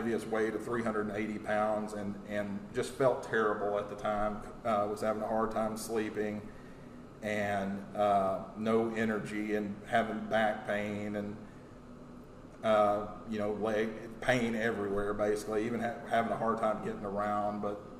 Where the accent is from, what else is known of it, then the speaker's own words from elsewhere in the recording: Texas, United States; Basically, I was born in Texas. I've lived here pretty much all my life, and I moved a lot growing up